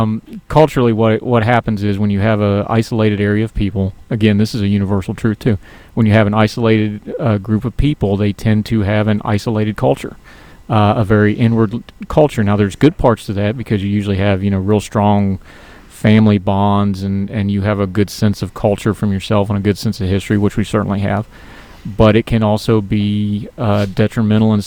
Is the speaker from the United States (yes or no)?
yes; West Virginia, United States; born or raised there